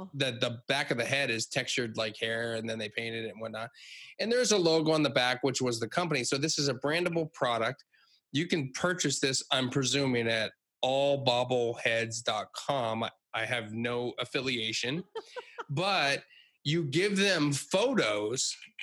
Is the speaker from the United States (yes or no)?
yes; Hershey, Pennsylvania, United States; I grew up in Hershey, Pennsylvania